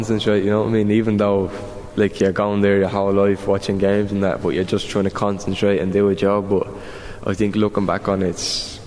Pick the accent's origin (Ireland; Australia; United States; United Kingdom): Ireland; as the Irish